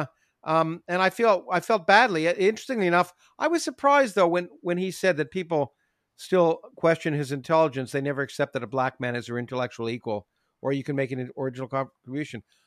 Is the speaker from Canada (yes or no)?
yes; Canada; moved away; I grew up in Canada